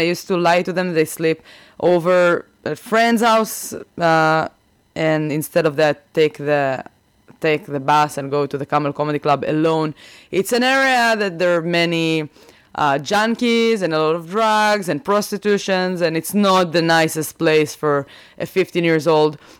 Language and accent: English; Rehovot, Central District, Israel; English is a second language; moved away as an adult; also born or lived in Kfar Yavetz / Tel Aviv; now in Boston, United States; I am from Israel. I grew up in Rehovot.